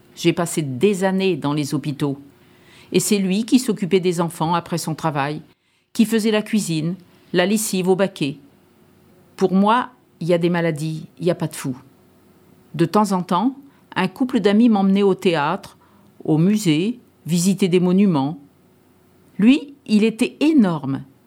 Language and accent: French; Paris, Île-de-France, France; moved away; also born or lived in Étampes / Charente; Je suis née à Paris dans une famille de 11 enfants en 1935